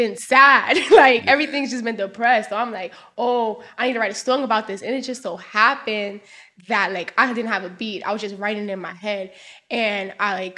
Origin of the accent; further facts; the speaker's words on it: Brooklyn, New York, United States; also born or lived in Queens, New York; I grew up in Brooklyn